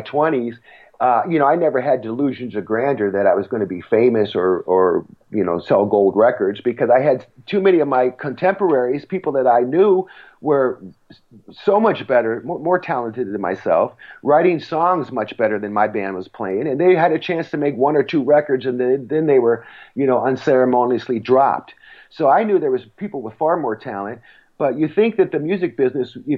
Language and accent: English; Los Angeles, California, United States; now in Ventura, United States; I grew up in Hollywood, California